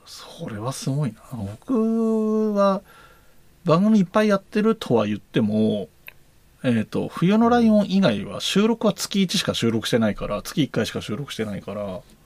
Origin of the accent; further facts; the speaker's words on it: Yamanashi, Japan; accent: Koshu dialect; moved away as an adult; also born or lived in Kanagawa / Tokyo; 大学卒業まで山梨にいて、社会に出て、えーと、神奈川